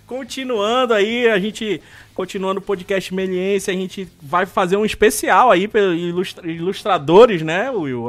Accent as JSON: {"language": "Portuguese", "region": "North Region", "country": "Brazil", "accent": "northern", "said": "meu sotaque lá do norte"}